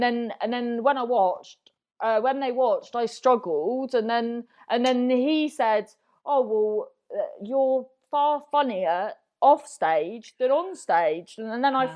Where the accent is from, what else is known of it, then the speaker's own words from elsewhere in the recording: Cornwall, South West England, United Kingdom; accent: Cornish; now in Glossop, United Kingdom; I am quite Cornish anyway.